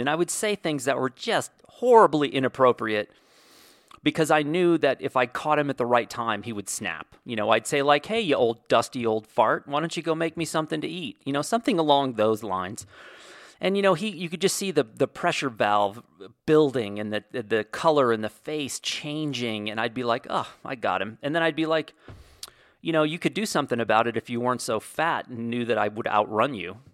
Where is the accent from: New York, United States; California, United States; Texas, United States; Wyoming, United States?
Wyoming, United States; moved away; the ranch I grew up on in Wyoming